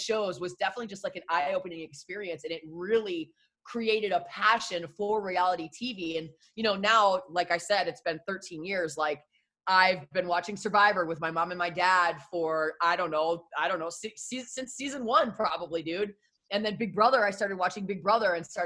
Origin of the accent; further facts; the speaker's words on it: Detroit, Michigan, United States; now in Portland, United States; I'm from Detroit originally and I started radio in Detroit.